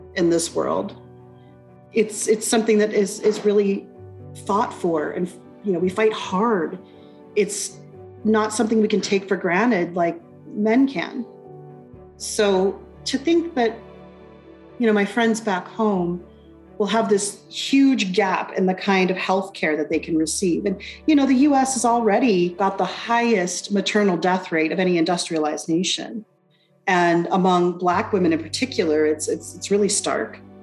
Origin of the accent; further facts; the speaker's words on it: United States; moved away as an adult; now in Alberta, Canada; my home country, the United States, uh, where I first began this work.